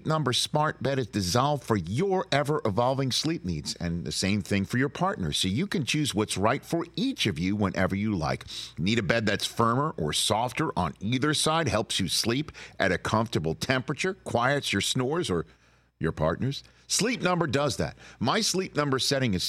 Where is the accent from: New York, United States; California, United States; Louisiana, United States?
New York, United States; I'm from New York